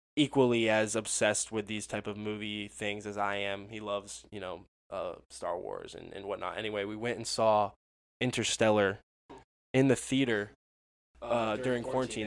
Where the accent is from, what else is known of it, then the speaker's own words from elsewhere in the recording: Orlando, Florida, United States; I was born in Orlando because that's where they were living after going to UCF.